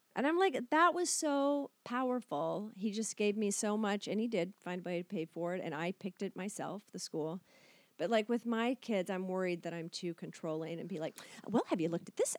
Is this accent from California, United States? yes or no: no; Kentucky, United States; moved away as an adult; also born or lived in Chicago, Illinois; I'm from Kentucky